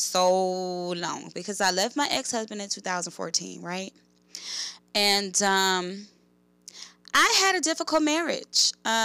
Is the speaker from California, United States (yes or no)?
yes; Oakland, California, United States; I grew up in West Oakland, California